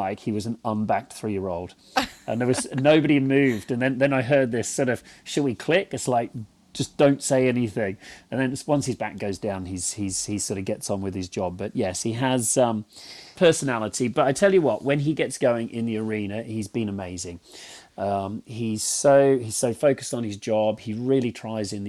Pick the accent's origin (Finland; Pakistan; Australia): Australia; Jimboomba, Queensland; also born or lived in Britain; now in England; I grew up in Jimboomba. So, you know, my address was 95 Dundee Road, Jimboomba